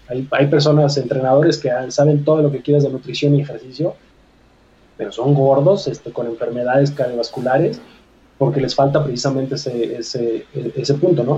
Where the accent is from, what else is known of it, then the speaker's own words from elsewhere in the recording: Mexico; como mexicanos